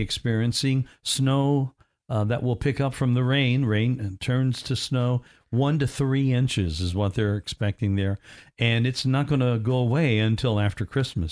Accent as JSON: {"language": "English", "town": "Evansville", "region": "Indiana", "country": "United States", "tie": "born or raised there", "moved": "yes", "lives_now": "Orlando, United States", "said": "in my hometown where I was born, in Indiana, Evansville, Indiana"}